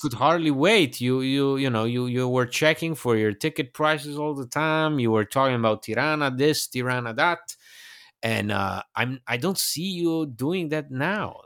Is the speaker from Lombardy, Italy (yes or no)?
no; Bologna, Emilia-Romagna, Italy; it's m, basically my hometown. It's, yeah, it's, uh, where I have my roots.